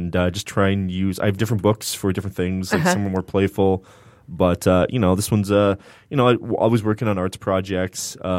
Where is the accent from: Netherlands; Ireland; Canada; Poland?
Canada; shout out to Canada, because I'm Canadian.